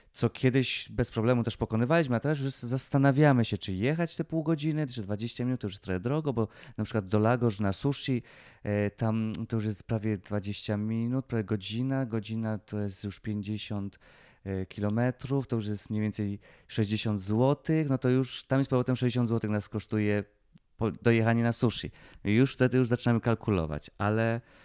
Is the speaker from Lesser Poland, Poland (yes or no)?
yes; Lesser Poland, Poland